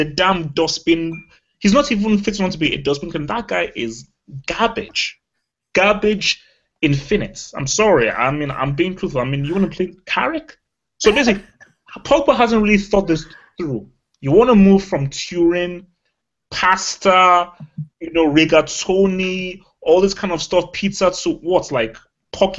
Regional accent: Nigeria; moved away; as a Nigerian and as an African

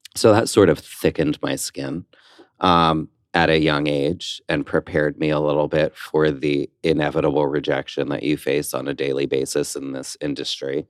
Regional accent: West Orange, New Jersey, United States; I grew up in West Orange, New Jersey.

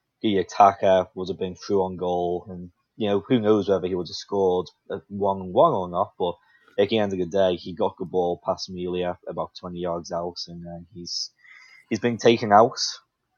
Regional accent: Liverpool, North West England, United Kingdom; now in United States; I was born in Liverpool, England

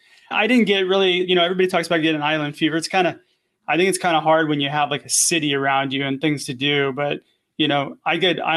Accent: Agoura Hills, California, United States; moved away as an adult; also born or lived in Idaho / Hawaii; now in Orange County, United States; I grew up in Agoura Hills, which is like Ventura County. Yeah. In the Ventura County side. So it's LA, Ventura County, kind of right there.

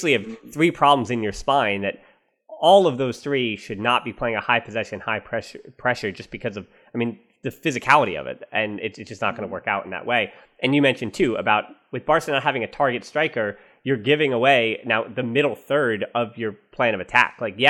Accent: United States; I'm the American

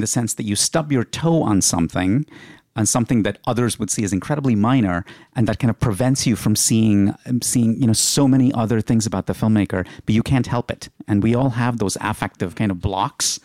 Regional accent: India; moved away; when I was growing up in India

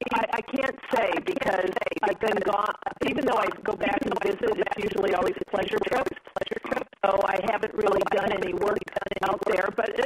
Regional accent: Chicago, Illinois, United States; moved away as an adult; also born or lived in New York; now in Charlestown, United States; I'm from the Chicago area.

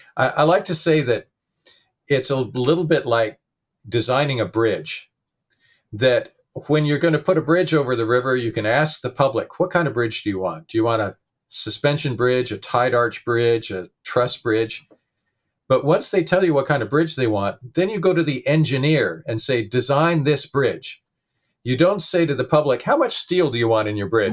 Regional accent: Portland, Oregon, United States; my hometown of Portland, Oregon

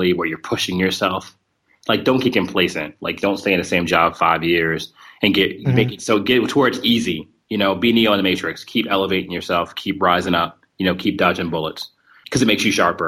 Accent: New Jersey, United States; now in Kentucky, United States; I'm from New Jersey originally, had a lot of friends who were at home who were in New York City

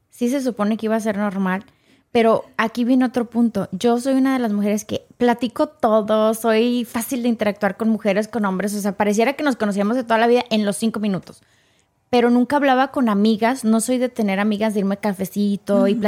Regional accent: Mexico; O sea, yo vengo de México

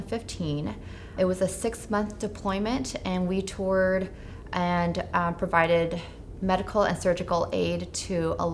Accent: Cupertino, California, United States; I am from Cupertino, California

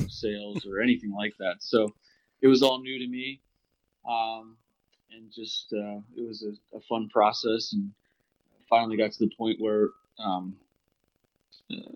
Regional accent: Pennsylvania, United States; born and raised in Pennsylvania

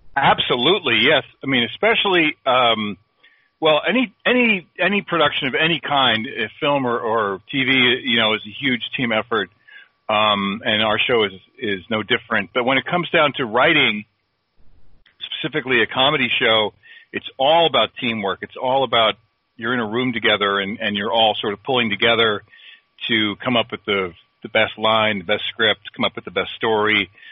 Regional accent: South Plainfield, New Jersey, United States; I grew up in South Plainfield, New Jersey, which is in Middlesex County

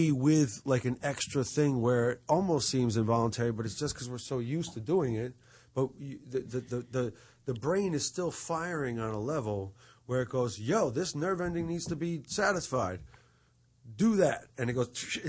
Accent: New York, United States; I was from New York

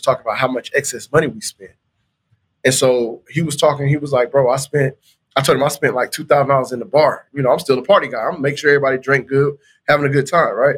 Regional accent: Anderson, Indiana, United States; moved away as an adult; also born or lived in Florida / Tuskegee, Alabama; I was born in Florida, but I was raised in Anderson, Indiana.

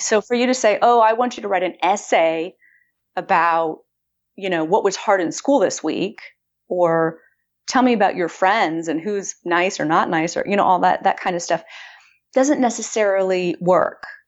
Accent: Austin, Texas, United States; moved away; I moved back to my hometown of Austin

